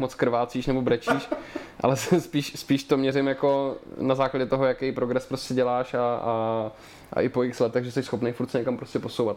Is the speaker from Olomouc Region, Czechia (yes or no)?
no; Liberec, Liberec Region, Czechia; moved away as an adult; now in Prague, Czech Republic; já mám na dětství v Liberci jenom ty nejhorší vzpomínky